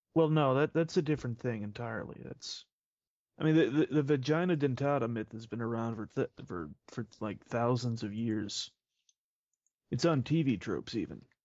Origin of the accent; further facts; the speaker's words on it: Canada; I am Canadian